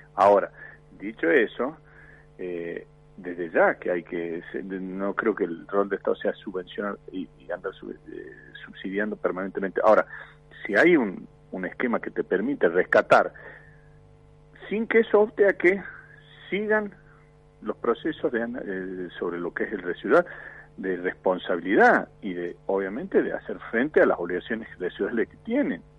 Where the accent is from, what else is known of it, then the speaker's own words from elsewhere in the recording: Argentina; Yo me quedo en mi país